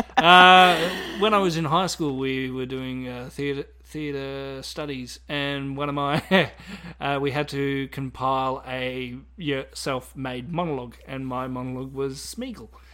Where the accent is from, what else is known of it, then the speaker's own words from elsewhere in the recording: Australia; as being Australian